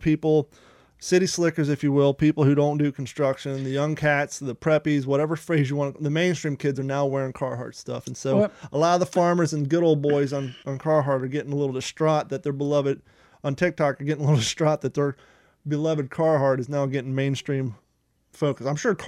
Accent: Ohio, United States; moved away as an adult; also born or lived in California; we grew up in Ohio.

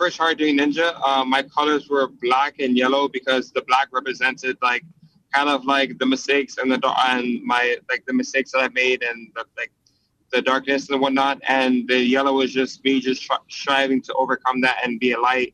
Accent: Miami, Florida, United States; I was born in Miami, Florida, in February 13th

